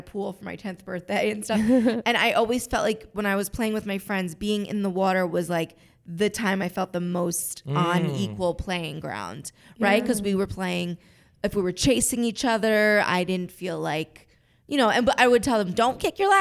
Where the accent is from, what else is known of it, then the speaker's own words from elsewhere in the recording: Jersey Shore, New Jersey, United States; I grew up on the Jersey Shore